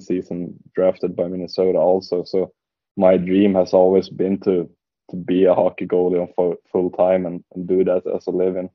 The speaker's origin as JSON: {"language": "English", "town": "Västerås", "region": "Västmanland", "country": "Sweden", "tie": "born or raised there", "said": "I grew up in a town called Västerås. It's 1 hour west of Stockholm."}